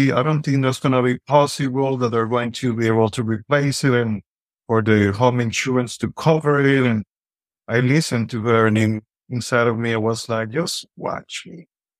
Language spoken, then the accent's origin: English; Santiago, Dominican Republic; English is a second language; moved away as an adult; now in California, United States; I'm Dominican. I was born and raised in the Dominican Republic, Santiago, Dominican Republic. Right now, I'm here in California